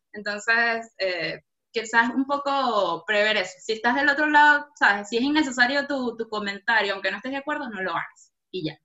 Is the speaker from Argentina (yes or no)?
no; Margarita Island, Nueva Esparta, Venezuela; moved away; somos venezolanos, venimos de, muy casualmente de la isla de Margarita